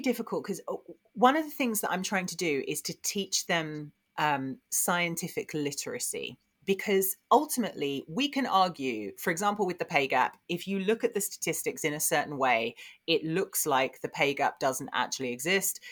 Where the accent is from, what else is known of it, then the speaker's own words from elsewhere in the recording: Essex, East of England, United Kingdom; I grew up in Essex